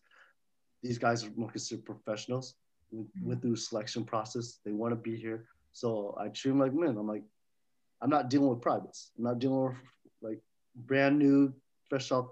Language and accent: English; Fairfield, California, United States; also born or lived in Oakland, California; I went to school in Fairfield. So I grew up in Fairfield and Oakland area.